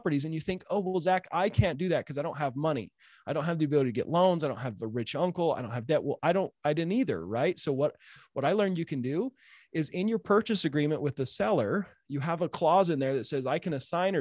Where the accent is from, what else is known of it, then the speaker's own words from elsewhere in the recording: Utah, United States; I'm a redneck from Utah.